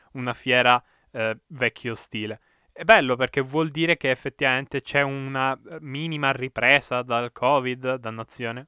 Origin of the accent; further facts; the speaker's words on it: province of Perugia, Umbria, Italy; also born or lived in Bagheria, Sicily; a nove anni son stato, diciamo, spedito forzatamente insieme a tutta la mia famiglia eh, nel cuore dell'Umbria